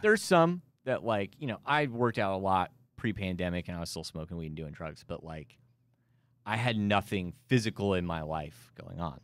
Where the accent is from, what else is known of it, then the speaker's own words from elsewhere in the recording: Amarillo, Texas, United States; moved away; I'm from Amarillo, Texas, born and raised there